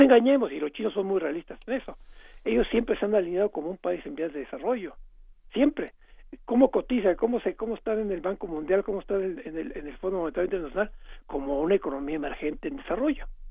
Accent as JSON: {"language": "Spanish", "country": "Mexico", "said": "yo como mexicano"}